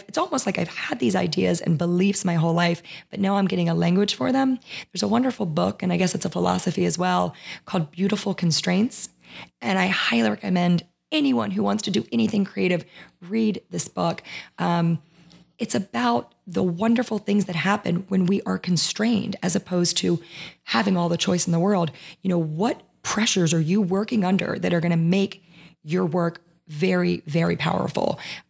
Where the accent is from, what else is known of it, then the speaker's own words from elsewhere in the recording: Maryland, United States; So we put our flag down because we were in Louisiana and we thought, well, people will know we're from Maryland if we put this down.